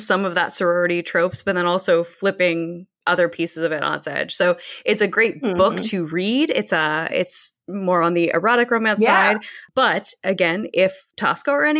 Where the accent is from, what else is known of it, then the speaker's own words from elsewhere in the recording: Pacific Northwest, United States; I grew up in the Pacific Northwest